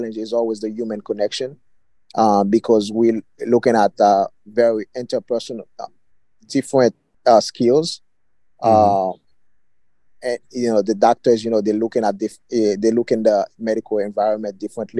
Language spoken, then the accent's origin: English; Haiti; moved away; where I grew up basically in the Caribbean, Haiti